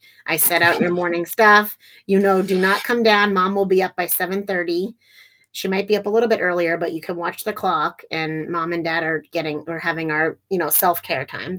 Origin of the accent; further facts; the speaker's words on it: Exeter, New Hampshire, United States; now in Wilmington, United States; I grew up in Exeter, New Hampshire, which is a seacoast town